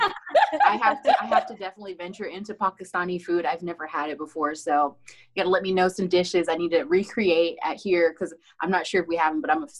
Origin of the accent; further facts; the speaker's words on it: Philippines; born there; I was born in the Philippines. I was born in Pampanga, Davao, and Angeles City.